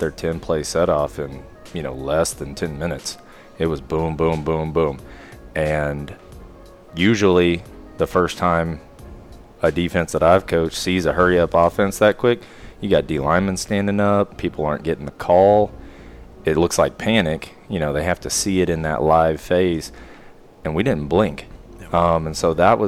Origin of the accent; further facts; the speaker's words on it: Oklahoma City, Oklahoma, United States; I'm born and raised in Oklahoma City.